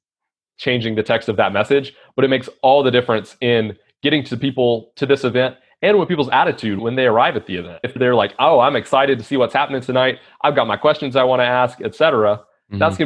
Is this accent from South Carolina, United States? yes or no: yes; South Carolina, United States; I'm from South Carolina